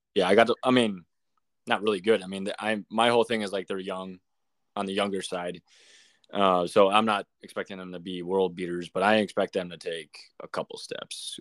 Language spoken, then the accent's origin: English; Chicago, Illinois, United States; Chicago Blackhawks, my hometown team.